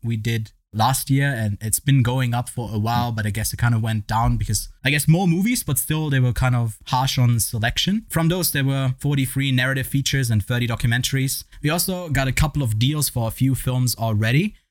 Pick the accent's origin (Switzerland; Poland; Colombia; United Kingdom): Switzerland; I'm from Switzerland